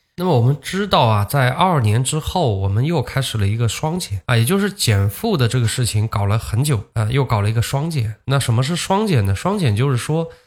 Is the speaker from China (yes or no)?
yes; Zhejiang, China; 我是浙江的，在浙江这边